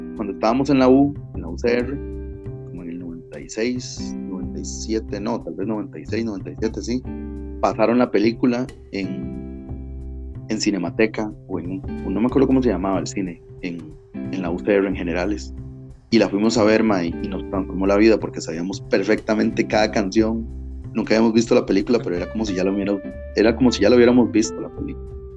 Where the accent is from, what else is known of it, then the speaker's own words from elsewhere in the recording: Turrialba, Cartago, Costa Rica; Nosotros somos secas, somos de Turial